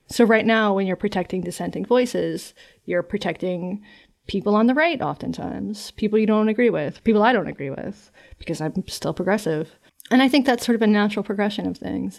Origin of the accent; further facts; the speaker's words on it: North Carolina, United States; I'm from North Carolina.